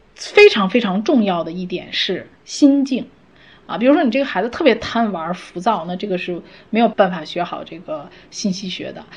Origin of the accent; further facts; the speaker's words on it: China; 我们中国人